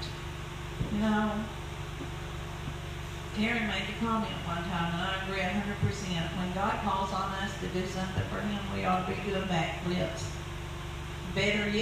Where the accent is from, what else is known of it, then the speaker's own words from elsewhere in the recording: United States; I was born in the United States. Lived here all my life.